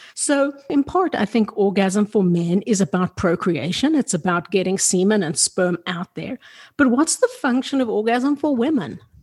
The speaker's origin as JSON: {"language": "English", "country": "South Africa", "tie": "born or raised there", "said": "I grew up in South Africa that was really sexually repressive"}